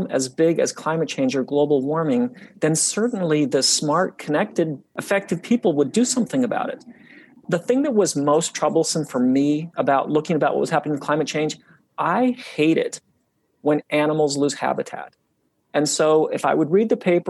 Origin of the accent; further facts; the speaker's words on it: Utah, United States; when I was young, I grew up in Utah, and I grew up really close to the mountains.